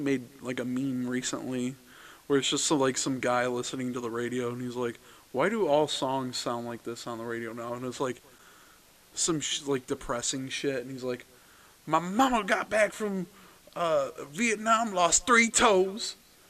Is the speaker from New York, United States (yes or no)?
no; Massachusetts, United States; Yeah, I'm from Massachusetts.